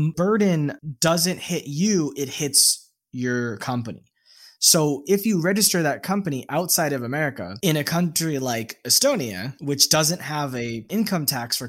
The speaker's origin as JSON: {"language": "English", "country": "United States", "also_born_or_lived": "Vietnam", "moved": "as an adult", "said": "As an American citizen"}